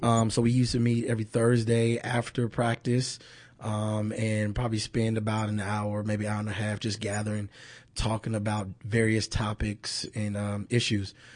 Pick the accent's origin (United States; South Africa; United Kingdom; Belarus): United States; Kansas City, Missouri; moved away as an adult; born and raised in Kansas City.